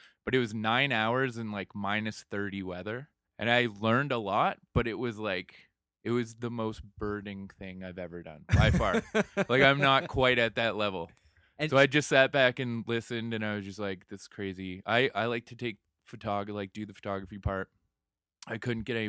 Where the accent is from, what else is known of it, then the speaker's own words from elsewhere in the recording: London, Ontario, Canada; From the great London, Ontario